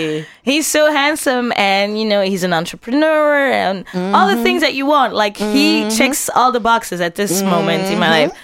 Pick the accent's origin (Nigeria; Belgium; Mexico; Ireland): Belgium; Antwerp, Flanders; And I grew up in Antwerp. So yeah. I was surrounded by white Flemish people.